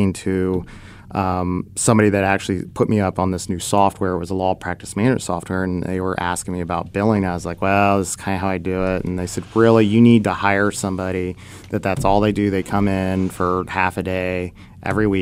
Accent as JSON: {"language": "English", "town": "Dayton", "region": "Ohio", "country": "United States", "tie": "born or raised there", "said": "my hometown of Dayton, Ohio"}